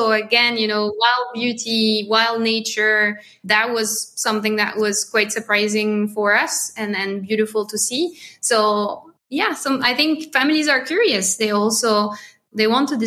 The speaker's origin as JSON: {"language": "English", "country": "France", "accent": "French", "second_language": "English", "said": "my French accent"}